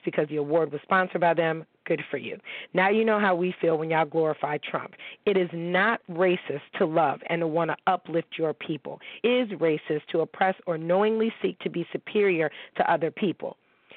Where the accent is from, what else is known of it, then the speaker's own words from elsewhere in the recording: Niagara Falls, New York, United States; I grew up in Niagara Falls, okay, New York